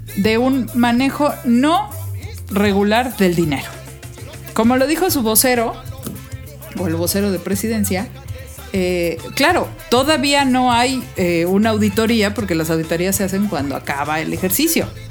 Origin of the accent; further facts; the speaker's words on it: Mexico; a mí me gusta ser mexicana, me gusta mi país